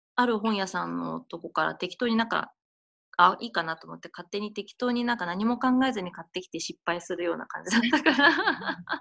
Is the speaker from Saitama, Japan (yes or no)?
yes; Kawagoe, Saitama, Japan; 私も川越出身で、